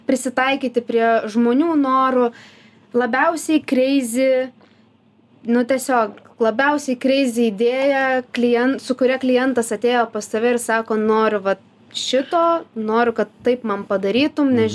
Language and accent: Lithuanian; Lithuania; mes kaip lietuviai